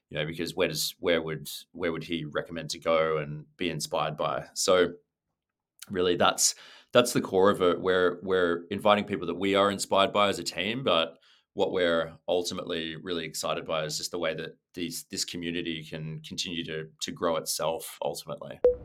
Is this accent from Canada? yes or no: no; Sydney, New South Wales, Australia; moved away; also born or lived in London / New York / Los Angeles; I'm from Sydney, um, but I've been really lucky to live and work in different places around the world.